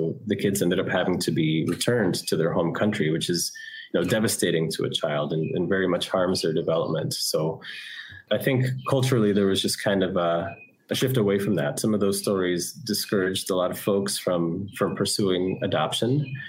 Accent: Taal, Calabarzon, Philippines; born there; Well, I am Filipino. I was born here in the Philippines, but not here in Cebu, north of here in Batangas, Taal Batangas.

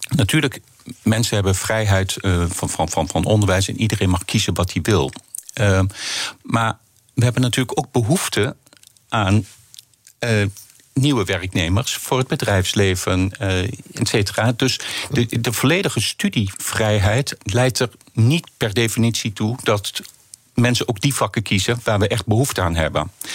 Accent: Netherlands

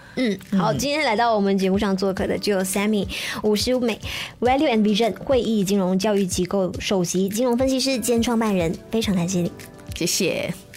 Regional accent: Malaysia; 我们马来西亚人心中的一个痛

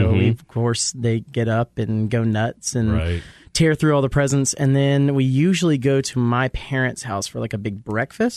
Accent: Marietta, Georgia, United States; Born and raised in Marietta, Georgia

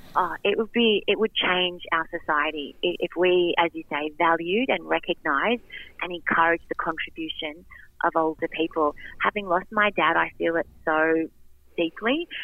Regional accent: Wyong, New South Wales, Australia; I grew up in Wyong

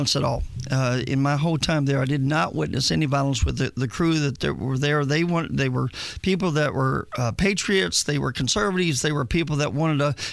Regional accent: Indianapolis, Indiana, United States; also born or lived in Texas; now in Tennessee, United States; I'm originally born and raised in Indianapolis, Indiana

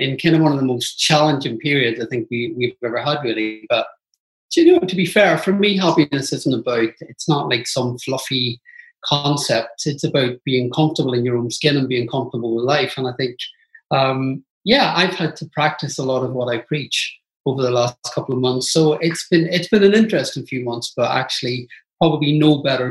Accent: Belfast, Northern Ireland, United Kingdom; I grew up in Belfast and it was a really tough time to grow up in Northern Ireland

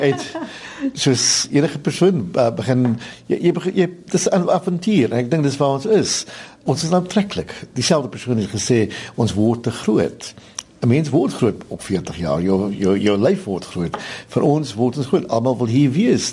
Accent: South Africa; also born or lived in Grahamstown; as Suid-Afrikaners

